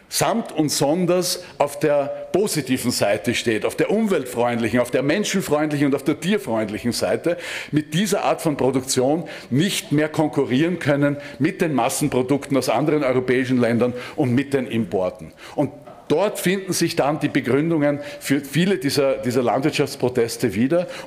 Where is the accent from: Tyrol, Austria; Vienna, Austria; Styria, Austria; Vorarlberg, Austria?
Styria, Austria; ich komme aus der Steiermark und bei uns wurde wurden Schlachthöfe errichtet